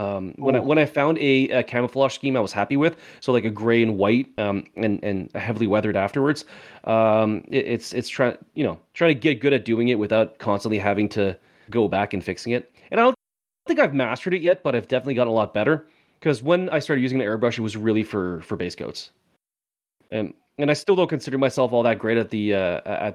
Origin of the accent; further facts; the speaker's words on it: Canada; Maybe it's because I'm from Canada